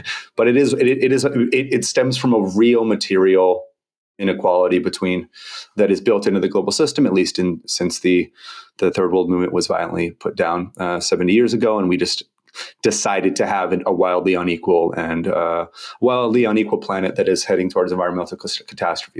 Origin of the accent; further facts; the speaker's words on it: United States; moved away as an adult; also born or lived in Brazil / Indonesia; I'm American